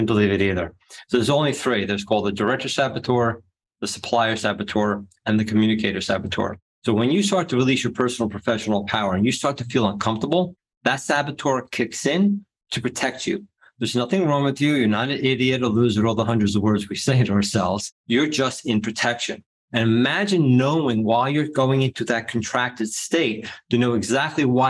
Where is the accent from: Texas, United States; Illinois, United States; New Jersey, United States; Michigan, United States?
New Jersey, United States; I'm from Jersey